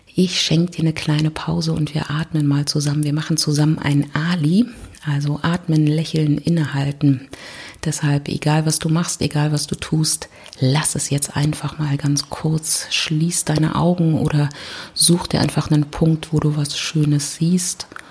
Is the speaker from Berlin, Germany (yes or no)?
yes; Berlin, Germany; ich komme aus Berlin